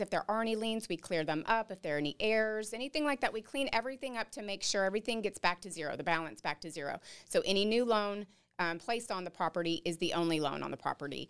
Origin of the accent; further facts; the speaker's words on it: Dallas, Texas, United States; moved away as an adult; now in New Braunfels, United States; we're both from the Denton, Dallas area